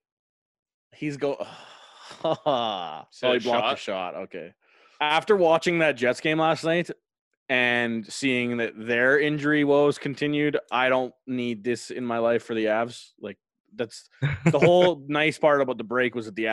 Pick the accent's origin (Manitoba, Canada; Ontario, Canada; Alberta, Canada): Alberta, Canada; Calgary; we're from Calgary, so the better part of Alberta.